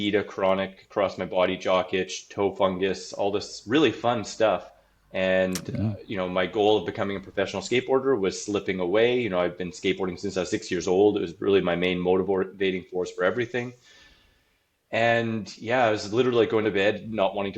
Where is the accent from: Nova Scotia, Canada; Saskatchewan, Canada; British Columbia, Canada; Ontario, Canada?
Saskatchewan, Canada; Saskatoon; I'm from Saskatoon, Saskatchewan, Canada. I was born in 1980 there.